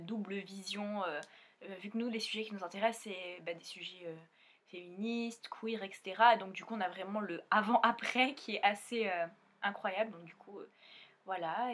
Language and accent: French; Réunion; now in Montpellier, France; je viens de l'île de la Réunion et, bah, maintenant, on habite à Montpellier